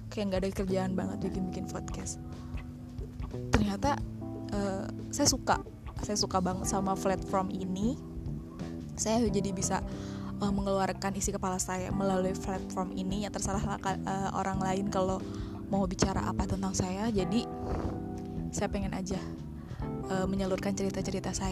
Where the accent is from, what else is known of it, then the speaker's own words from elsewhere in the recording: Karawang, West Java, Indonesia; karena saya juga orang Sunda orang Karawang oke okay?